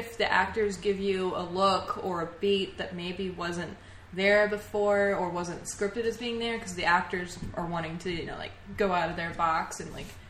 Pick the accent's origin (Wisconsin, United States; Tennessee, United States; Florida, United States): Tennessee, United States; moved away as an adult; Yeah, I'm from Tennessee